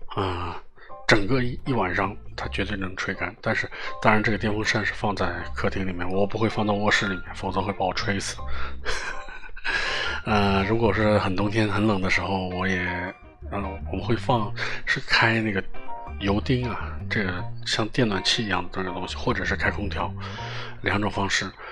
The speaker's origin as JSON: {"language": "Chinese", "region": "Northwest China", "country": "China", "tie": "born or raised there", "moved": "yes", "said": "我的老家在北方，啊，很北。然后有人说，哪个北啊？啊，西北，哦，西北汉子"}